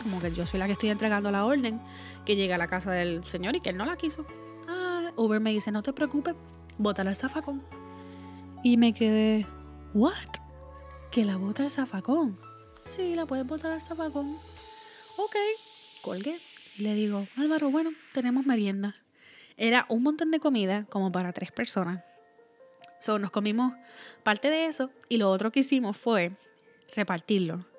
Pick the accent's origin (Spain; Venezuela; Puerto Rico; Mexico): Puerto Rico; moved away; Como Boricua afuera de la isla